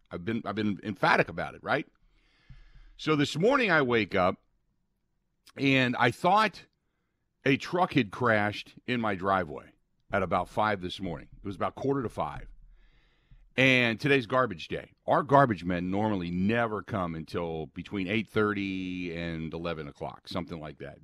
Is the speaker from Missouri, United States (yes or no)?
no; Cincinnati, Ohio, United States; moved away; growing up in Cincinnati